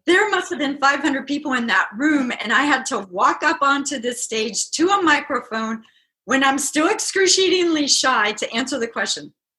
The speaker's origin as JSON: {"language": "English", "region": "Midwest", "country": "United States", "said": "I'm from the Midwest"}